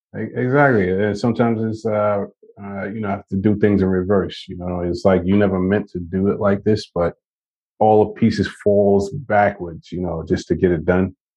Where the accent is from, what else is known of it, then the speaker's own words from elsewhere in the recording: New York, United States; I'm from New York, Brooklyn, New York